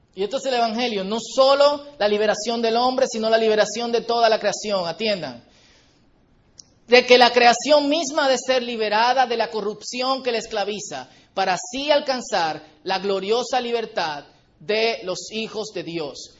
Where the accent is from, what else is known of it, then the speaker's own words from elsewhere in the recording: Dominican Republic; Porque compartimos la misma isla